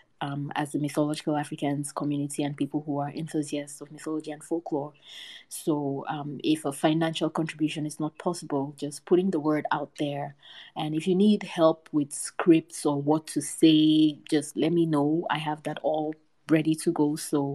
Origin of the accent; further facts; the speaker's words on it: Cameroon; moved away; my home country of Cameroon.